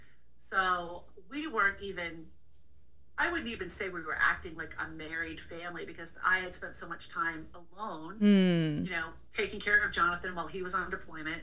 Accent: Maryland, United States; moved away as an adult; also born or lived in Florida / California / Maine; I grew up in Maryland

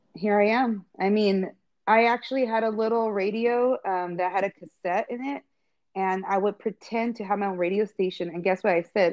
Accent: Visalia, California, United States; I grew up here in Visalia

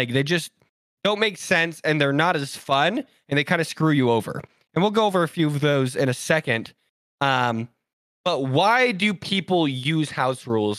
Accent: Utah, United States; They already know we're from Utah.

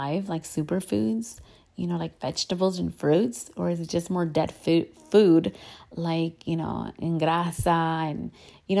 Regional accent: United States; I'm Mexican American. I am between two cultures, and that's just who I am.

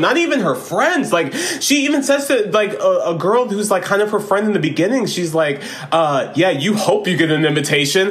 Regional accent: Florida, United States; we grew up in Florida and we had a lot of country influence

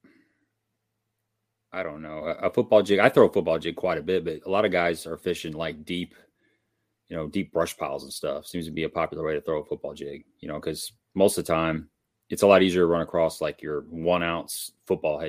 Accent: Cape Girardeau, Missouri, United States; I'm from Cape Girardeau, Missouri, which is about 100 miles south of St. Louis.

